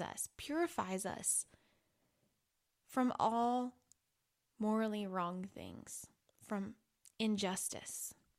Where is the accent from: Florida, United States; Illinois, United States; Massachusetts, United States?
Illinois, United States; I grew up in Illinois